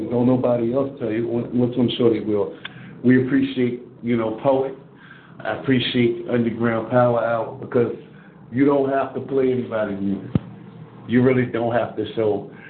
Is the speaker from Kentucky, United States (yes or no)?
no; Virginia, United States; moved away; VA, my home state, VA